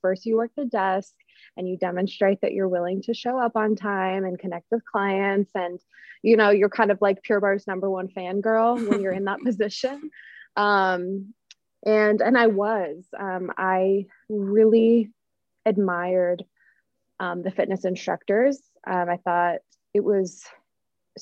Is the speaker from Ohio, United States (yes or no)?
no; Utah, United States; moved away as an adult; now in Florida, United States; I grew up in Utah